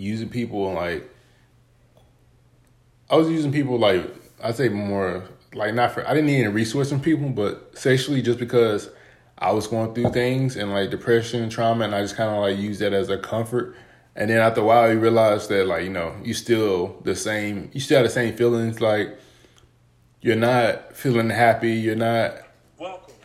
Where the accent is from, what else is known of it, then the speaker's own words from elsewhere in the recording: Texas, United States; I grew up in Texas, super hot